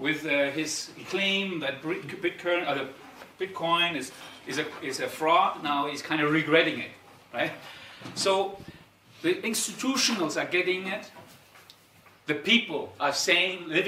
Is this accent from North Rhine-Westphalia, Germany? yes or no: no; Darmstadt, Hesse, Germany; I'm actually originally from Darmstadt, so I'm an Italo-German Darmstädter